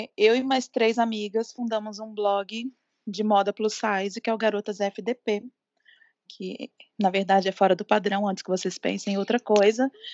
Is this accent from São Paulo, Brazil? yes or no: no; Minas Gerais, Brazil; eu sou jornalista, sou mineira também, assim como a Nadica